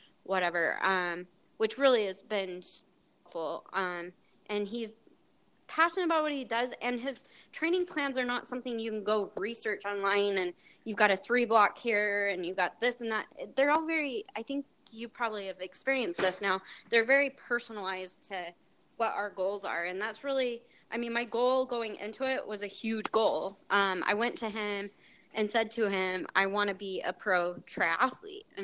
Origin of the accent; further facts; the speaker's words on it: Salt Lake City, Utah, United States; I grew up in Salt Lake